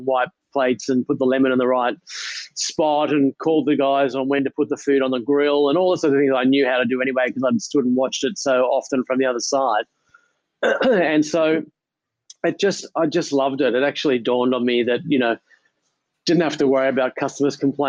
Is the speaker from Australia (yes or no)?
yes; Sydney, New South Wales, Australia; I grew up in Ballface Point, actually, in the southern suburbs of Sydney